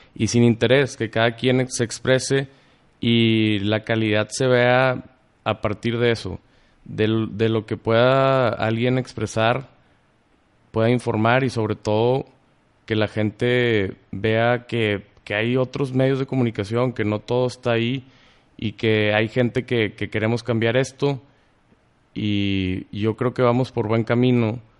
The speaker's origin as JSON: {"language": "Spanish", "country": "Mexico", "said": "somos los mexicanos"}